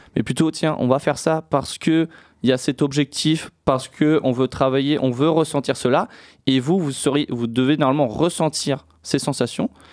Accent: Niort, Nouvelle-Aquitaine, France; je suis originaire de Niort

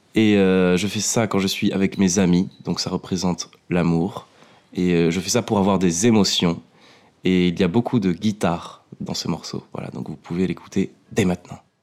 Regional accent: Bordeaux, Nouvelle-Aquitaine, France; je suis bordelais

